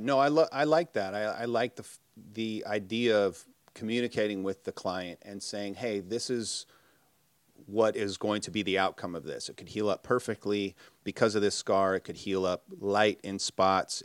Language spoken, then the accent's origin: English; Minnesota, United States; I grew up in Minnesota